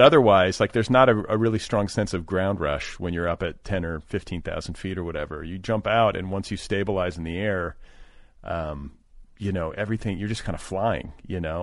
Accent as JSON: {"language": "English", "town": "Indianapolis", "region": "Indiana", "country": "United States", "tie": "born or raised there", "moved": "yes", "said": "I grew up in, uh, partially in Indianapolis"}